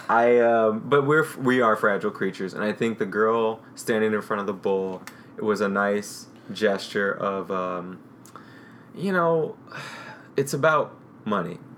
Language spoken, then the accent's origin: English; St. Louis, Missouri, United States; I grew up in St. Louis